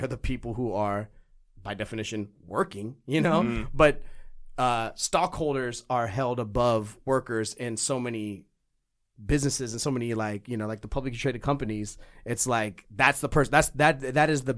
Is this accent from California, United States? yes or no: yes; California, United States; moved away as an adult; also born or lived in Missouri; I was born in California